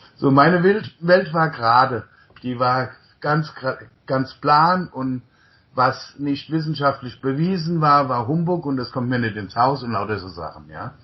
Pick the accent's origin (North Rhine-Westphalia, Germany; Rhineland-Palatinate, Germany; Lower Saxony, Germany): Rhineland-Palatinate, Germany; near Mainz; also born or lived in Untertaunus, Hesse / United States; ich bin im Untertaunus geboren, in einem kleinen Dorf, damals 150 Einwohner und äh, bin in der Nähe von Mainz aufgewachsen